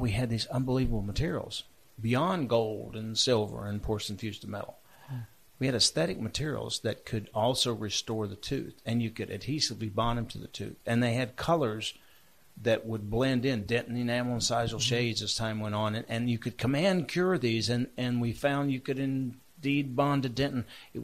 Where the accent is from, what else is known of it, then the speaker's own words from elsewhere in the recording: Charlotte, North Carolina, United States; Charlotte, my hometown